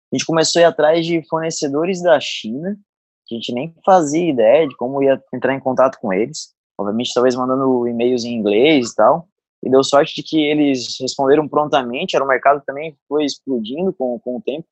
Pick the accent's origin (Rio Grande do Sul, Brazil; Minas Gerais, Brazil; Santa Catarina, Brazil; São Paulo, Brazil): Santa Catarina, Brazil; Araranguá; moved away; also born or lived in Florianópolis; Nasci em Arananguá, subestado aqui de Santa Catarina